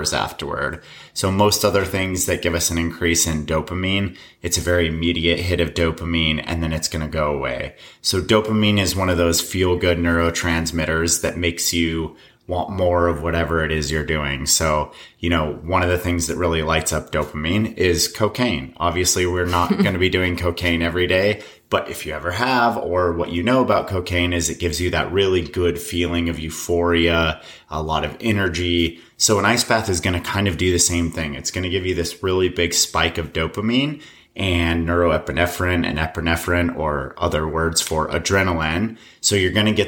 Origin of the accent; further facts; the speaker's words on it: Colorado, United States; moved away; I grew up in Colorado, and I got out of there pretty much as quickly as I could